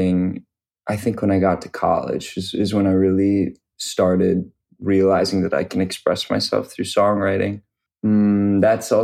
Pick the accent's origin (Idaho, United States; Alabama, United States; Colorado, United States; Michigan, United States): Michigan, United States; Detroit; moved away as an adult; also born or lived in Syracuse, New York; now in Brooklyn, United States; I'm from Detroit, Michigan.